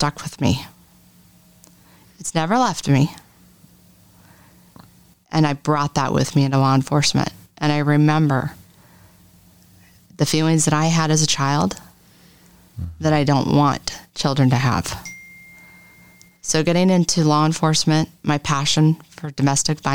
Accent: Boise, Idaho, United States; So originally, I'm a native. I'm from the Boise area

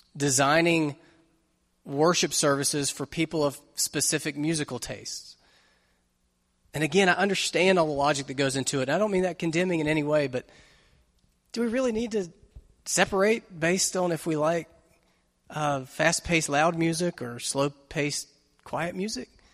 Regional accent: United States; being an American Christian

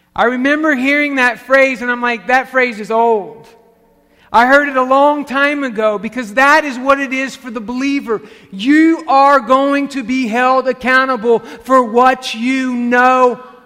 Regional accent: the South, United States; as a Pentecostal kid growing up in the South

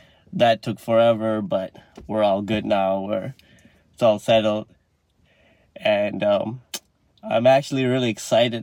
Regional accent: Malaysia; moved away as an adult; now in Canada; I'm Malaysian, like I'm an international student

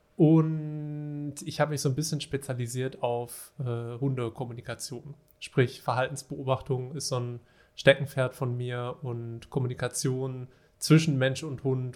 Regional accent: Ruhr area, North Rhine-Westphalia, Germany; now in Wuppertal, Germany; zumindest wohne ich da aktuell, gebürtig komme ich eigentlich aus dem Ruhrgebiet

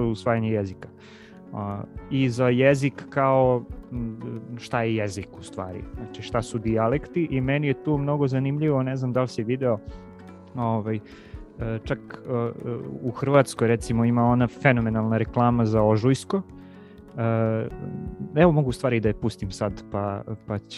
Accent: Kuršumlija, Toplica District, Serbia; moved away; ja sam iz Kuršumlije inače, i ovaj, kad pričam sa, sa mojim kuršumličanima i sa roditeljima, ja pričam potpuno drugim dijalektu nego što evo sad

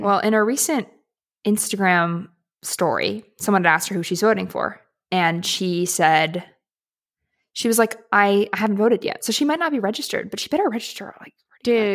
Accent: Seattle, Washington, United States; I'm, I'm from Seattle

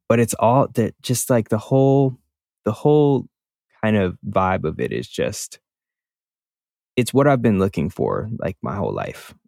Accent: Milwaukee, Wisconsin, United States; I had this friend that I grew up with in Milwaukee.

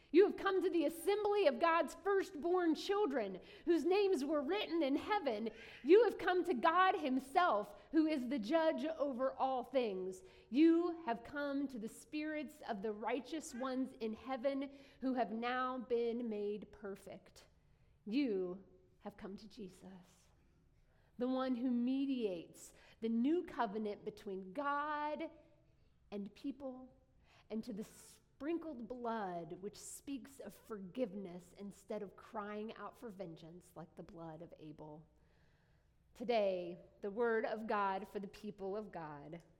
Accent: southern West Virginia, United States; now in Ohio, United States; I grew up in a little neighborhood in southern West Virginia. Um, if you know me for a hot minute, you'll know that's where I'm from because I really love my home state.

